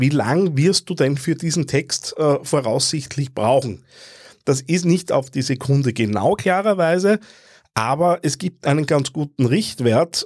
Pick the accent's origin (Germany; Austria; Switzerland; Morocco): Austria; wenn ich als Österreicher